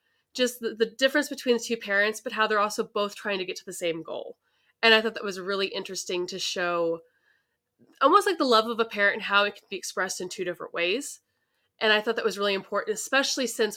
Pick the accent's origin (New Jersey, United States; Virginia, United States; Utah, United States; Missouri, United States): Missouri, United States; St. Louis; I grew up in the St. Louis area.